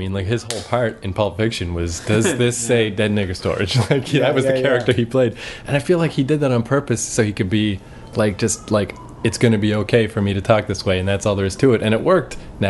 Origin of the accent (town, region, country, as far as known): New Brunswick, Canada; born or raised there; moved away